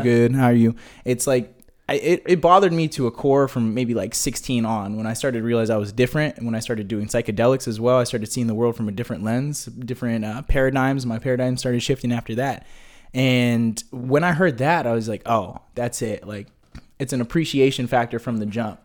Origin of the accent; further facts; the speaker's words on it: Hemet, California, United States; when I was growing up in Hemet, my mom was the only black face in the entire town.